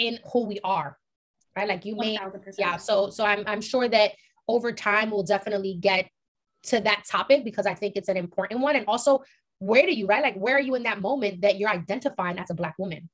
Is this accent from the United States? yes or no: yes; New York City, New York, United States; we grew up in East Harlem, which is literally predominantly Latino